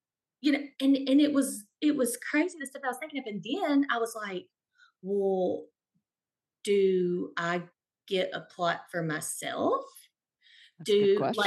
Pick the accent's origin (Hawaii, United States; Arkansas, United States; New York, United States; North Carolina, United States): Arkansas, United States; Stuttgart; also born or lived in Fayetteville, Arkansas / White Hall, Arkansas; I grew up in a small town, Southeast Arkansas, Stuttgart